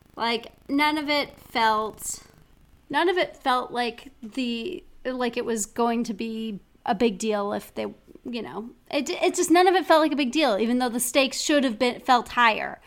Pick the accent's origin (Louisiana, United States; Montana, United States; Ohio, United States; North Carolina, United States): Montana, United States; Missoula; my hometown